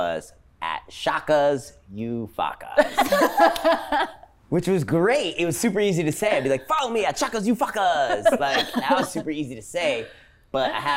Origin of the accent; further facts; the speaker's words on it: Japan; moved away; I grew up in Japan